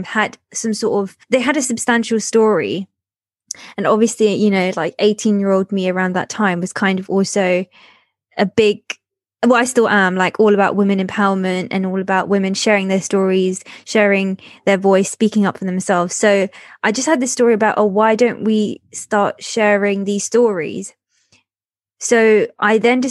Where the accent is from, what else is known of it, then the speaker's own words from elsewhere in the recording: London, United Kingdom; also born or lived in Vacoas, Mauritius / Norwich, United Kingdom; I moved to the UK when I was 8 years old back in 2005. And then, yeah, so grew up in Southeast London